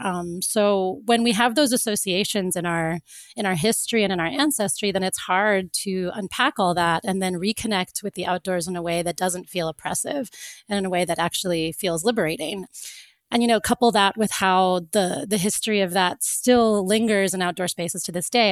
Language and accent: English; Florida, United States; I grew up in Florida